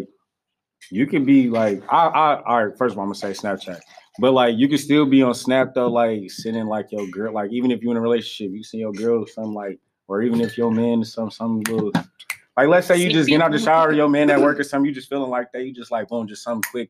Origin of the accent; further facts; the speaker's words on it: Alabama, United States; moved away; I'm from the South. I'm from Alabama.